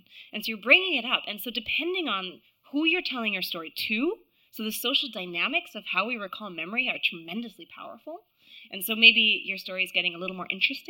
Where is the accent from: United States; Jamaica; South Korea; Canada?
Canada; accent: American; now in London, United Kingdom; I live in London. I know I sound American. I'm not American. I'm Canadian